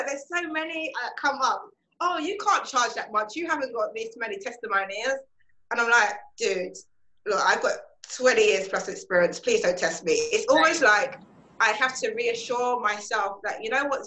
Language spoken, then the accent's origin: English; London, United Kingdom; So I was born in London, UK, and I'm still here in London, UK, in lockdown mode.